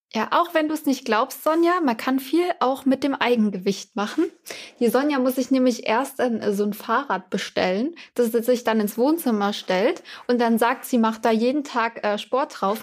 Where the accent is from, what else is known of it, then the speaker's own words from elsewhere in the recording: Germany; bei mir war es richtig kaffig. Und ich habe mir wirklich diese Woche mal mit meinen Geschwistern überlegt, wie viel Zeit ich in meinem Leben in diesem Bus gesessen habe, der immer dann nach Weinheim gefahren ist